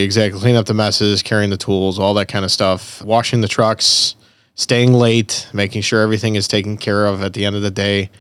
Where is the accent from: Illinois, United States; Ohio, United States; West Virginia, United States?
Illinois, United States; Elmwood Park; I'm originally from Elmwood Park